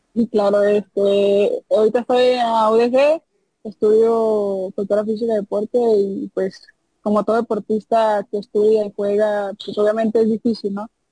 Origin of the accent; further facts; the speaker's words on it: Tuxpan, Nayarit, Mexico; also born or lived in Rosa Morada, Nayarit; now in Jalisco, Mexico; soy de Tuxpan, Nayarit